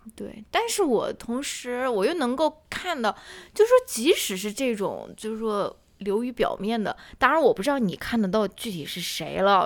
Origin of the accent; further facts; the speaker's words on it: China; 我们中国人